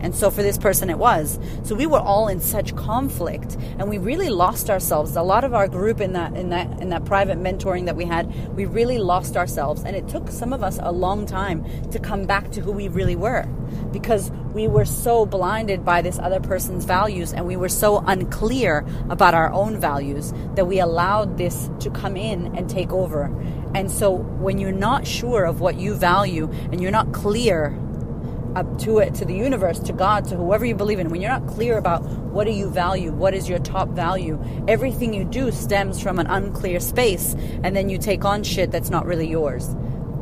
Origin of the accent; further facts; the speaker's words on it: United States; I'm American